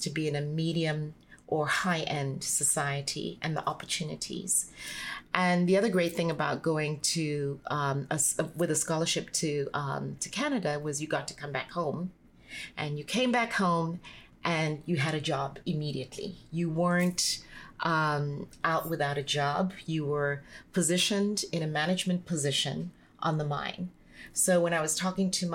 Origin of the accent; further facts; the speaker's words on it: Botswana; moved away as an adult; also born or lived in South Africa; I got headhunted soon after Coca-Cola to come back home when De Beers and the Botswana government decided to set up the sales center for selling diamonds in Botswana